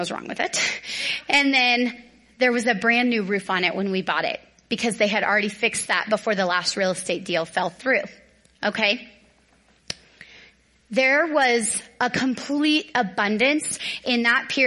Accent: Dallas, Texas, United States; now in Northern Colorado, United States; I grew up in Dallas.

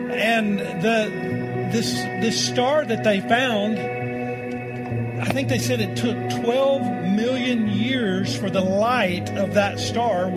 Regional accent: Tornado Alley in Oklahoma, United States; now in Colorado, United States; I'm come from Tornado Alley in Oklahoma

